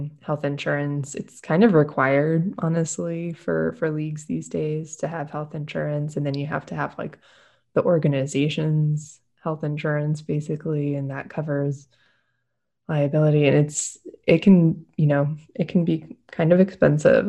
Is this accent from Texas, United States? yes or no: yes; Austin, Texas, United States; I'm actually from Austin. Some people call us unicorns for actually being born here and staying here.